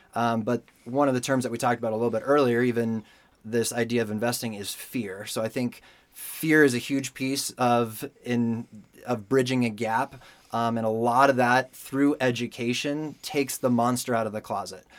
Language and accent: English; Denver, Colorado, United States; also born or lived in California; I was born and raised in Denver, so Colorado native